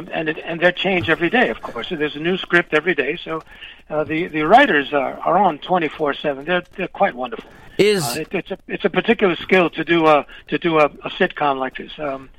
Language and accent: English; New York City, New York, United States; first language Spanish; English is a second language; now in Sherman Oaks, United States; I was born and raised in New York City. I'm from Harlem, New York